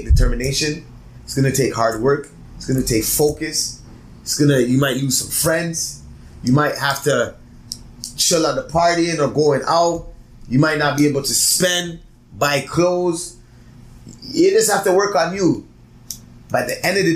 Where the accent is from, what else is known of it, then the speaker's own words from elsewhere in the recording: Toronto, Ontario, Canada; I'm from Toronto.